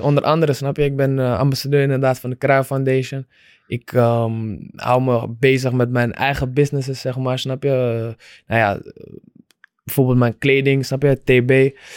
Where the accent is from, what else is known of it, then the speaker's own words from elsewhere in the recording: Amsterdam, North Holland, Netherlands; ik eh, in Amsterdam ben opgegroeid